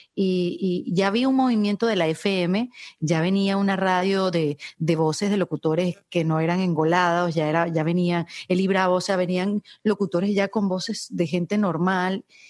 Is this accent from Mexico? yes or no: no; Venezuela; moved away as an adult; now in Miami, United States; yo vengo de Venezuela, un país de mises